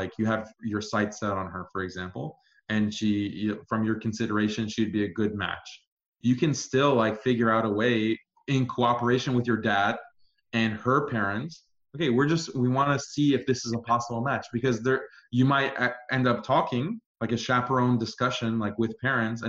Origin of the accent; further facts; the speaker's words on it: Iran; moved away; I'm here from Iran. Persian